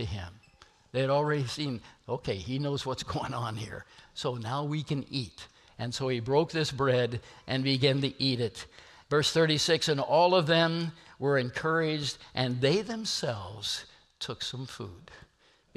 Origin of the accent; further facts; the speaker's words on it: Nebraska and Kansas, Midwest, United States; I'm from Nebraska and Kansas